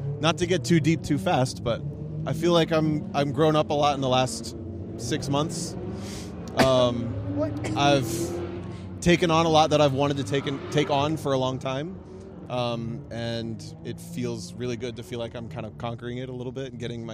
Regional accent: Ohio, United States; moved away as an adult; also born or lived in Chicago; I'm from Ohio, and I've lived kind of as a gypsy for the last 10 years

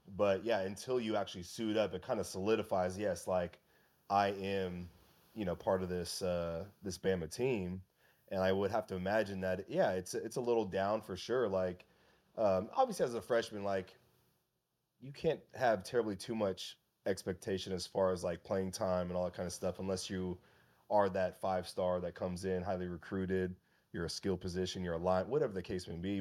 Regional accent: West Coast, United States; I'm from the West Coast

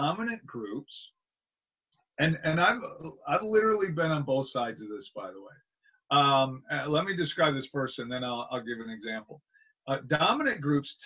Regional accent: Wisconsin, United States; I grew up in Wisconsin in a small town.

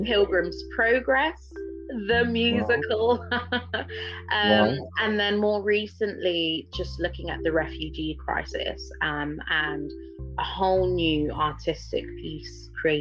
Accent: Buckinghamshire, South East England, United Kingdom; also born or lived in London; I grew up in Buckinghamshire

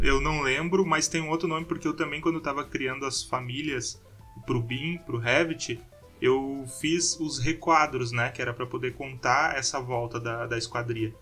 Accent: Porto Alegre, Rio Grande do Sul, Brazil; accent: gaúcho; now in São Carlos, Brazil; Eu sou de Porto Alegre.

